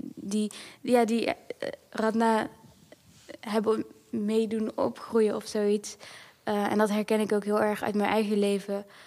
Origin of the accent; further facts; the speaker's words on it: Netherlands; ik ben in Nederland opgegroeid ook.